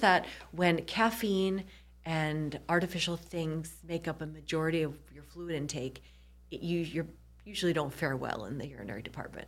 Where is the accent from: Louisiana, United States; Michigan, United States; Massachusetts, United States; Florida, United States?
Michigan, United States; moved away as an adult; also born or lived in New York / Nashville / Kansas City; I grew up in Michigan.